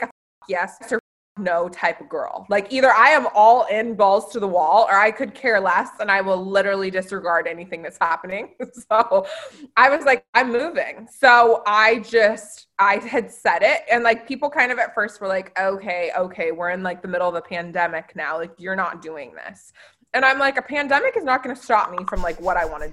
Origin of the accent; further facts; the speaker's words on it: Oregon City, Oregon, United States; I grew up in Oregon City